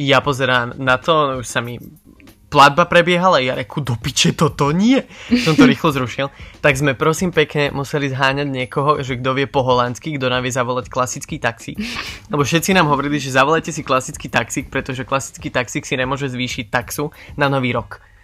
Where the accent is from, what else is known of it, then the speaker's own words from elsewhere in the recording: Slovakia; moved away as an adult; now in Netherlands; som Slovák